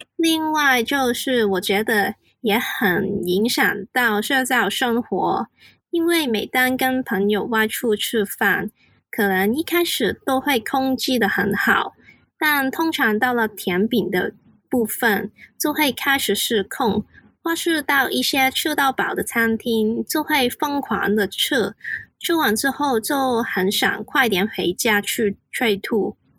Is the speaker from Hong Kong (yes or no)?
yes; Hong Kong; Chinese is a second language; 我是来自香港的， 所以我的国语没有很好，讲话就会比较慢一点